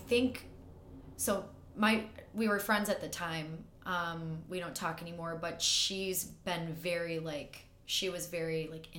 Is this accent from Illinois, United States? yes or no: yes; St. Charles, Illinois, United States; I grew up in St. Charles.